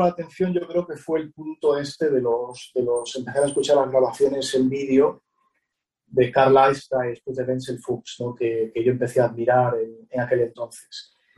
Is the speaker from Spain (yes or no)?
yes; Betanzos, Galicia, Spain; en mi pueblo Betanzos hay una banda